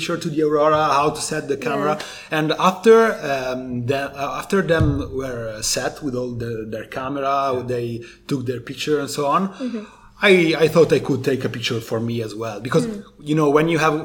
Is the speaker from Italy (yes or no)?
yes; the Alps, northern Italy, Italy; I was born in the Alps in Italy, and I know my territory, my Alps